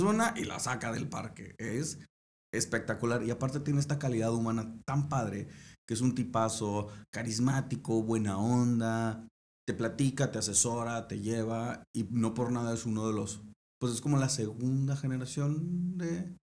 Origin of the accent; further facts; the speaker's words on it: Monterrey, Nuevo León, Mexico; also born or lived in Switzerland; como regios